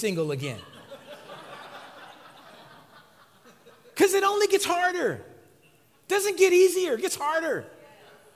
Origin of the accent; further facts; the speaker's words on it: West Coast, United States; I'm from the West Coast.